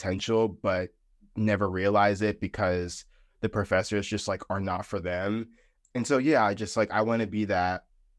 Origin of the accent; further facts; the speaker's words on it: Fayetteville, North Carolina, United States; I am 23 years old. I am originally from Fayetteville, North Carolina